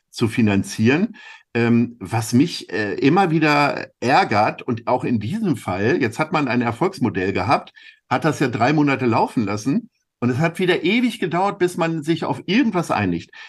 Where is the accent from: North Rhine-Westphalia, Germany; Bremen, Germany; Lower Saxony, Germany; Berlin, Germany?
Lower Saxony, Germany; now in Hamburg, Germany; Nach der Wahl in meiner Heimat Niedersachsen am vergangenen Sonntag deutet alles auf ein rot-grünes Bündnis in der Regierung unseres Nachbarbundeslandes hin.